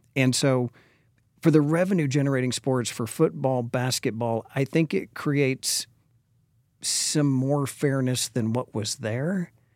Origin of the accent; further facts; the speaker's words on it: Dallas, Texas, United States; also born or lived in Austin, Texas; now in Frisco, United States; born and raised in Dallas, went to Lake Highlands High School